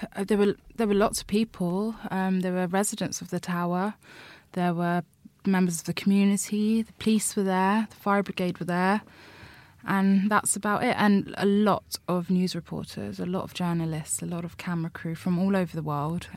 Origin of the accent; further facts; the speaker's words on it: London, United Kingdom; I'm from Labbet Grove. I've grown up in Labbet Grove my whole life.